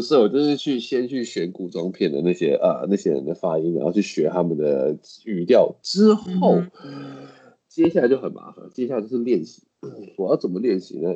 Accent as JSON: {"language": "Chinese", "country": "Taiwan", "said": "就像我们台湾口音一样的道理啊，我跟你的口音，中文的口音也不一样啊"}